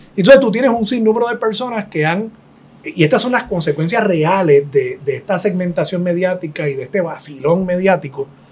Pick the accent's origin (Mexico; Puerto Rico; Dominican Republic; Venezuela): Puerto Rico; una sociedad como la puertorriqueña